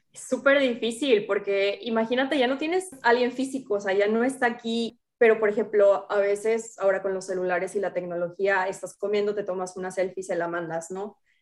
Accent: Altamira, Tamaulipas, Mexico; moved away as an adult; also born or lived in Michoacán; now in Dubai, United Arab Emirates; vengo de una ciudad muy pequeña, de un pueblito en, el norte de México, soy de Altamira, Tamaulipas, pero actualmente me encuentro trabajando y viviendo en Dubái

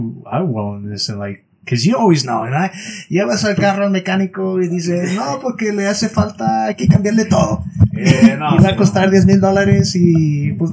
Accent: Hammond, United States; we grew up in Hammond

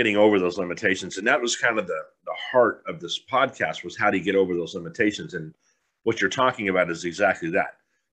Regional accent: San Diego, California, United States; growing up in a city, growing up in San Diego

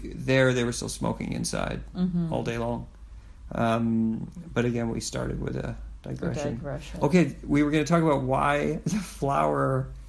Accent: United States; We're American.

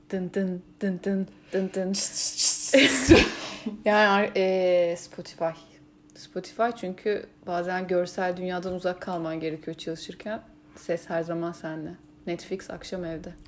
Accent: Istanbul, Turkey; İstanbul İstanbul'dayız ya biz. Evet. Ee, İstanbulluyuz

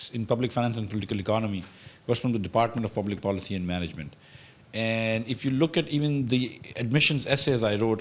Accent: Karachi, Sindh, Pakistan; I was from Karachi.

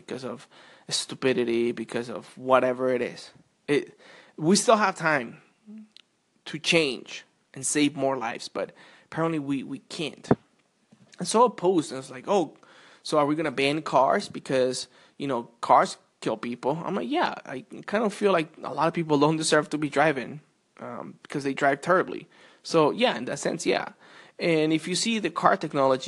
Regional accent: Colombia; now in United States; I was not born in the United States, of course. I was born in Colombia, and I remember when I was about 7 or 8.

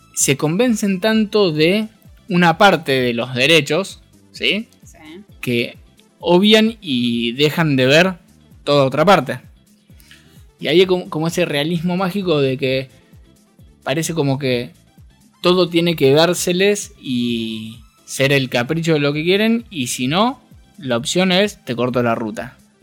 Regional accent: Argentina; somos todos argentinos

